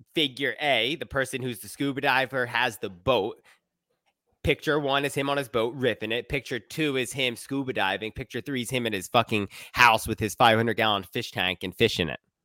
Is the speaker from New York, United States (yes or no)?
no; Philadelphia, Pennsylvania, United States; philly we're from there